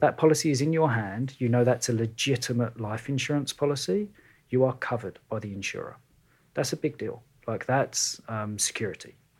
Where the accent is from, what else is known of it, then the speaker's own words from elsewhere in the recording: London, United Kingdom; moved away as an adult; now in Kelowna, Canada; when you've grown up in and around London